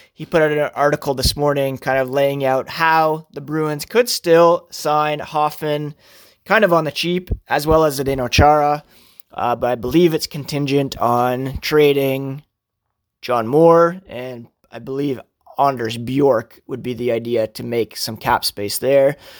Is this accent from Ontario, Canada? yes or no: yes; Toronto, Ontario, Canada; I grew up in Ontario. I was born in Toronto.